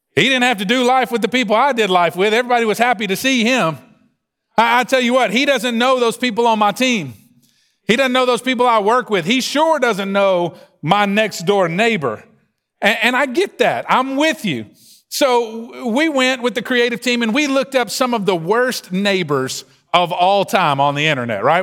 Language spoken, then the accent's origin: English; the South, United States; accent: Southern drawl; you don't have to listen to me very long to hear this Southern drawl and know I'm from the South.